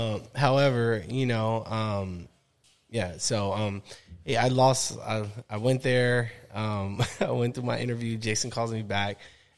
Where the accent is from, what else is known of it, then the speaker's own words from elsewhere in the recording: San Diego, California, United States; I went to school, San Diego.